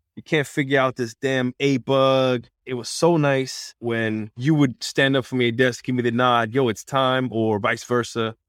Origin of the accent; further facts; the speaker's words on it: New York, United States; my hometown is New York